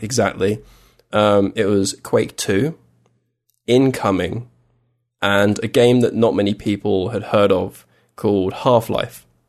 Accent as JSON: {"language": "English", "region": "England", "country": "United Kingdom", "said": "I was from England"}